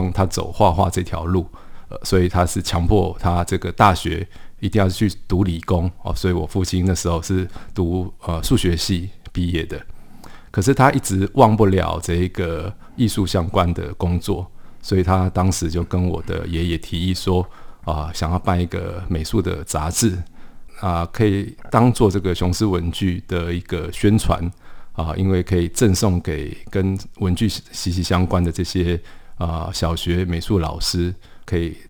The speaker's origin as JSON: {"language": "Chinese", "town": "Paris", "region": "Île-de-France", "country": "France", "tie": "born there", "said": "黎就是这个巴黎的黎啊，因为我是在巴黎出生的。"}